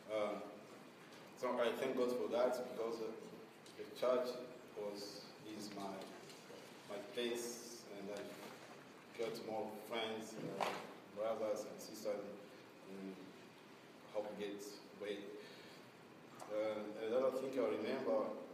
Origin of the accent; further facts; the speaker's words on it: Burundi; moved away as an adult; now in Portland, United States; I come from Burundi